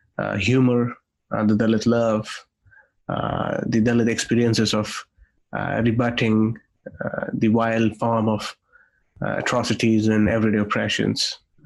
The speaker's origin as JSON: {"language": "English", "town": "Nanded", "region": "Maharashtra", "country": "India", "tie": "born or raised there", "also_born_or_lived": "London, United Kingdom / Geneva, Switzerland / South Africa", "moved": "as an adult", "said": "I'm born and brought up in Nanded, a city in Marathwada, Maharashtra. That's where I did my schooling. I'm a lawyer. I studied law. And then I went to UK on a government scholarship that is given to the scheduled caste"}